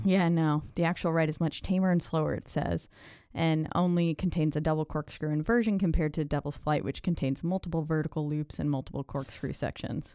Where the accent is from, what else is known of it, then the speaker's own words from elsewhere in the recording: Houston, Texas, United States; I'm from the Houston area, so I yeah. grew up on Astroworld.